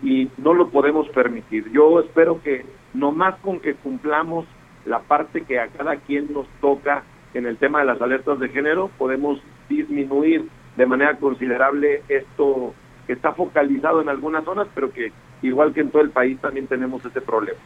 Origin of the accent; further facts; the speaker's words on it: Durango, Mexico; así somos los duranguenses